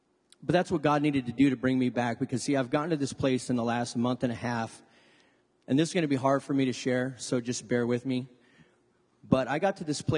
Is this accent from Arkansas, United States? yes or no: no; Lodi, California, United States; I was born and raised here in Lodi